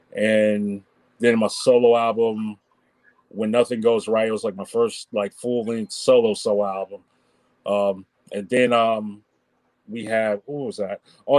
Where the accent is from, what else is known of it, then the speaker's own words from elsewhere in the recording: Nashville, Tennessee, United States; now in Washington, United States; I came up from Nashville, Tennessee to be in DC and primarily came in for my education